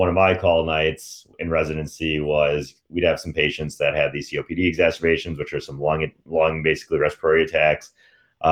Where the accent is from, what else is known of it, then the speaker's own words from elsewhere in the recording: Michigan, United States; I'm from Michigan